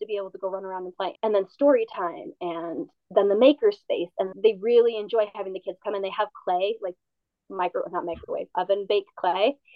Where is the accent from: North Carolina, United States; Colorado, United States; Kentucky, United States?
Colorado, United States; Carbon Valley District; the library I grew up with is in the Carbon Valley District